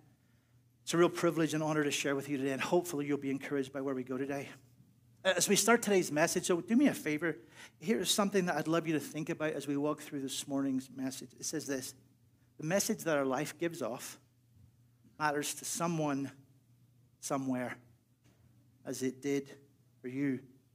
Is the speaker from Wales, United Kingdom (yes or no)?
no; Northern Ireland, United Kingdom; moved away; I'm from Northern Ireland